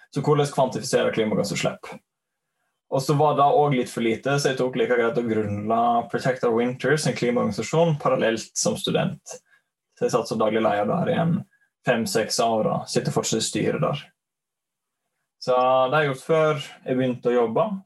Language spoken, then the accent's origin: Norwegian; Leikanger, Vestland, Norway; Um, jeg hører kanskje at jeg er fra Sogn. Sogning fra Leikanger.